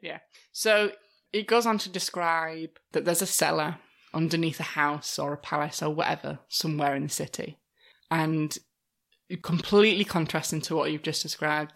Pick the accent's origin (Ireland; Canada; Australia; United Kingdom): United Kingdom; as British people